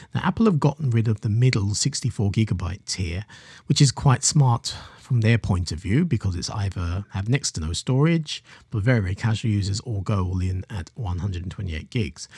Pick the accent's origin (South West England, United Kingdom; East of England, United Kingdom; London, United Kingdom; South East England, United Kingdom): London, United Kingdom; I'm a Londoner myself